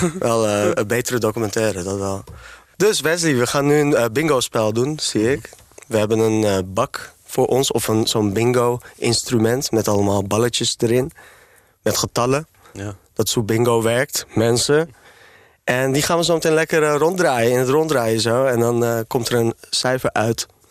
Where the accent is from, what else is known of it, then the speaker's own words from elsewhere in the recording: Amsterdam, North Holland, Netherlands; Ik ben opgegroeid voornamelijk in Amsterdam-West